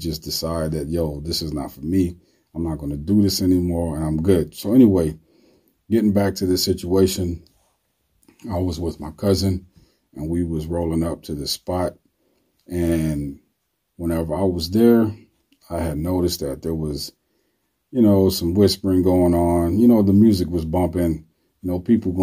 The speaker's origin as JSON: {"language": "English", "town": "New York City", "region": "New York", "country": "United States", "tie": "born or raised there", "said": "My neighborhood, I grew up in the South Bronx, was a pretty bad neighborhood."}